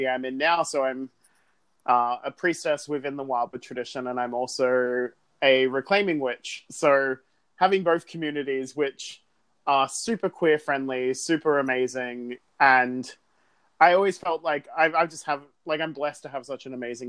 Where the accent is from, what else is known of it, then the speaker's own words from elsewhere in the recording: Sydney, New South Wales, Australia; I grew up in Sydney, was born and raised there